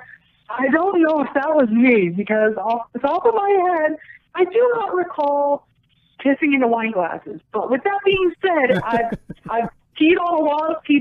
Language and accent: English; Sioux Falls, South Dakota, United States; I grew up in a small town in the state of South Dakota called Sioux Falls